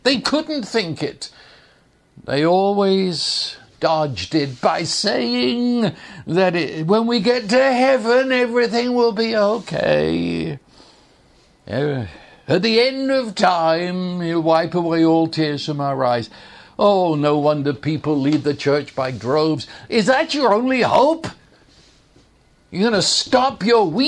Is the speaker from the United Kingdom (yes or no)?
yes; England, United Kingdom; moved away; when I was growing up in England